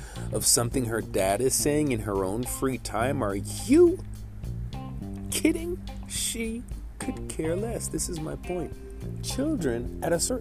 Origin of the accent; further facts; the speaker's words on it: New York City, New York, United States; now in Toms River, United States; I'm from Brooklyn